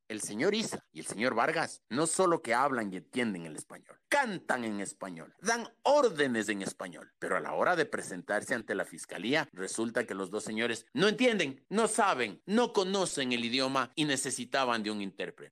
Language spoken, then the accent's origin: Spanish; Quito, Pichincha, Ecuador; Esos somos los quiteños de bien